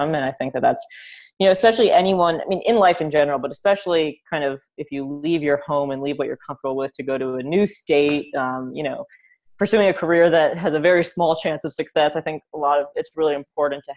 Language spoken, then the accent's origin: English; New York City, New York, United States; growing up in New York